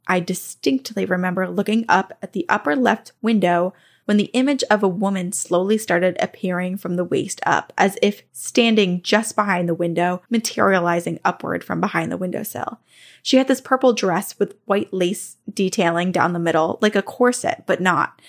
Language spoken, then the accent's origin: English; Long Island, New York, United States; I'm from Long Island, New York